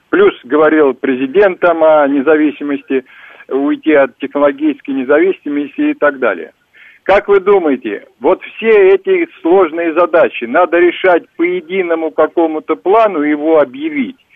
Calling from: Penza, Penza Oblast, Russia; Откуда вы? Пензы я же сказал.

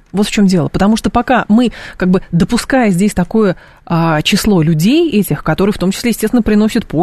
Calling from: Moscow, Russia; я из Москвы.

